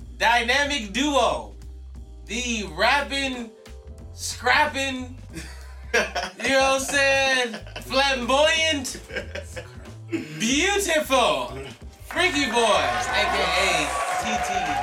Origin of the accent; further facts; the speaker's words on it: Chicago, Illinois, United States; Yes, I am from Chicago.